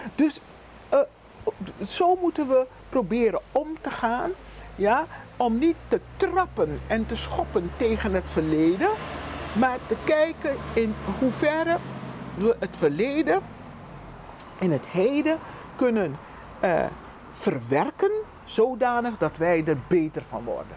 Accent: Curaçao; we zijn gewoon meertalig. Dat is onze realiteit. Papiamento, Nederlands en Engels

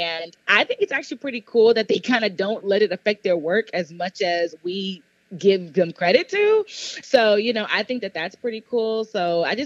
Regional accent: Cypress, Texas, United States; I am from Houston, Texas. I grew up right here in Cypress. So a little bit outside of Houston

